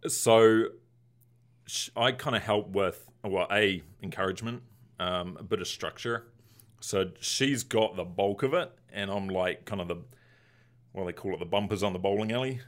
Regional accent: Christchurch, Canterbury, New Zealand; moved away as an adult; now in Chicago, United States; my hometown that we moved back to actually had a big earthquake

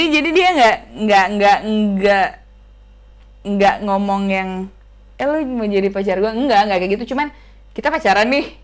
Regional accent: Makassar, South Sulawesi, Indonesia; Dan sedangkan gue kan orang Makassar ya jauh

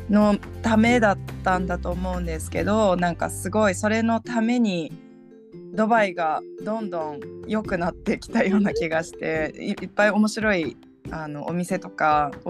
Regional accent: Brazil; born there; also born or lived in United States / United Kingdom; 実はあのアメリカの前にブラジルにも行ってたんですけどでブラジルで生まれたんですね実は。

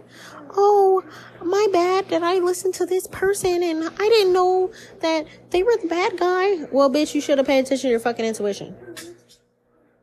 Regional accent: United States; As an American born and raised here

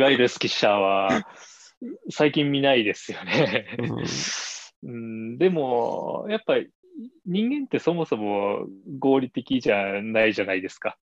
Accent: Shizuoka, Japan; moved away as an adult; also born or lived in Tokyo; 僕は静岡県で生まれて、うんまあ、あの富士山が見える町で育った

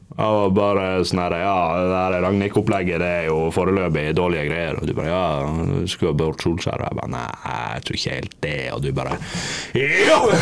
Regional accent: Bergen, Vestland, Norway; now in Bodø, Norway; når jeg var hjemme i Bergen

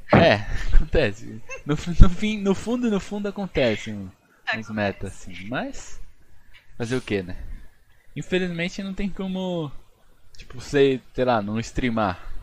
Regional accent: Brazil; A gente é brasileiro

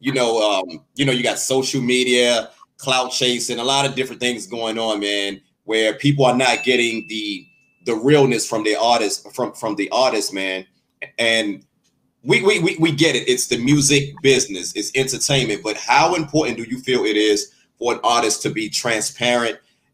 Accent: Washington, District of Columbia, United States; But I'm from Washington, D.C. As you know, I'm from D.C.

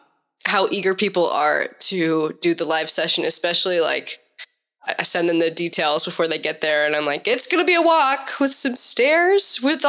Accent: Omaha, Nebraska, United States; moved away as an adult; now in Portland, United States; I'm from Omaha, Nebraska originally.

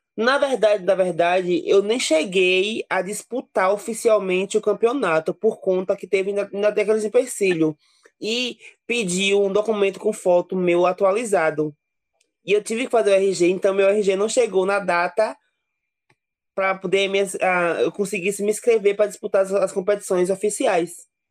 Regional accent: Serrinha, Bahia, Brazil; na cidade onde eu nasci, em Serrinha

